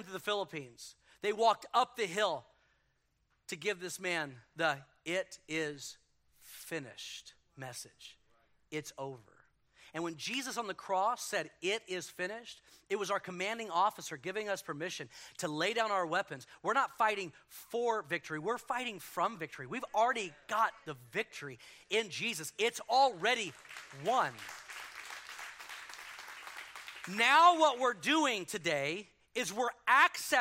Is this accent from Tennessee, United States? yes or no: no; Houston, Texas, United States; moved away; in Houston and destroyed my hometown